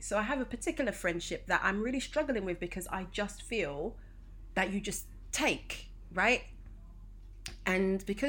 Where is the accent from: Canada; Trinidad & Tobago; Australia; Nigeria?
Nigeria; Especially as a Nigerian eldest child.